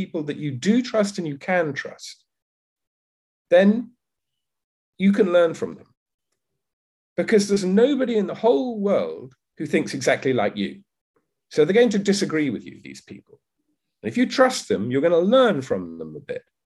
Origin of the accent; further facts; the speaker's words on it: United Kingdom; moved away as an adult; now in Vietnam; I'm currently living in Vietnam. I'm British. I lived most of my life in the UK